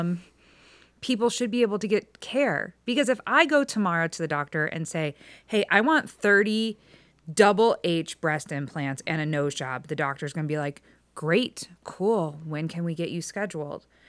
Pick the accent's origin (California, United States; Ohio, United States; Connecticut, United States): Ohio, United States; Strongsville; now in Middleburg Heights, United States; I grew up in Strongsville